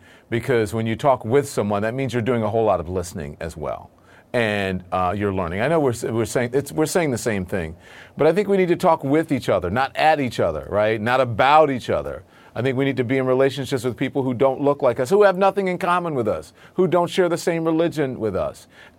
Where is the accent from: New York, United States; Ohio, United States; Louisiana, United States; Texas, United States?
Louisiana, United States; Look, I grew up in Louisiana. Everybody I knew had a gun.